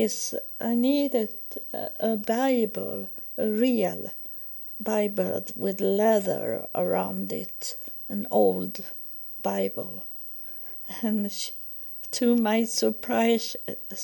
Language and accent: English; Sweden; English is a second language; moved away as an adult; I was from Sweden